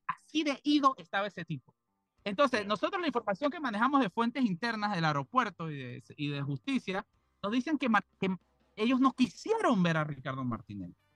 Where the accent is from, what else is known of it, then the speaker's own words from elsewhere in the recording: Panama; nosotros como panameños